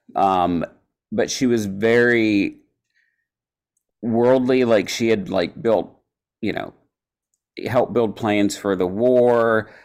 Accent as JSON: {"language": "English", "region": "Eastern Kentucky", "country": "United States", "tie": "born or raised there", "also_born_or_lived": "Florida", "said": "I was born in Florida, but I moved to Kentucky when I was really young. So I grew up, grew up in Kentucky"}